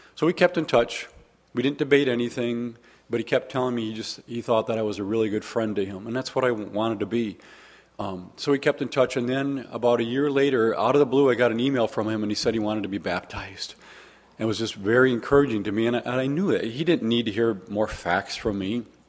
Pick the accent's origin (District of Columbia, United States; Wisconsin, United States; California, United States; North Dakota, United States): Wisconsin, United States; Waukesha; also born or lived in Arkansas; I'm actually just from Waukesha, not that exciting